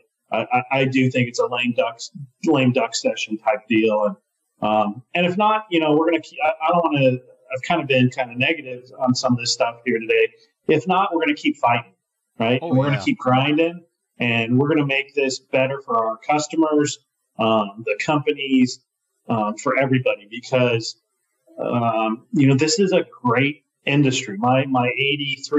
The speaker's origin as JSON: {"language": "English", "region": "Colorado", "country": "United States", "said": "my home state of Colorado and where we're headquartered"}